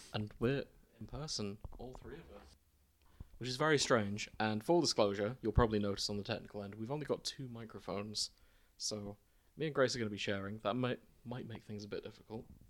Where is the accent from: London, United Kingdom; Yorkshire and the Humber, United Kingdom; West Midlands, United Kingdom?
Yorkshire and the Humber, United Kingdom; Hull; our hometown